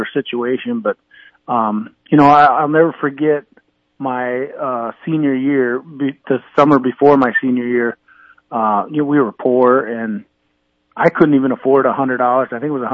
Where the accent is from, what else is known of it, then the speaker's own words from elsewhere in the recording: Winner, South Dakota, United States; growing up in Winter